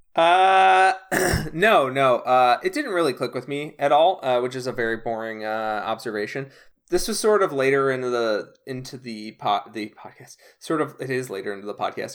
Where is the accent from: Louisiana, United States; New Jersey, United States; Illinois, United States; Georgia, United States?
Illinois, United States; Chicago suburbs; I grew up in the Chicago suburbs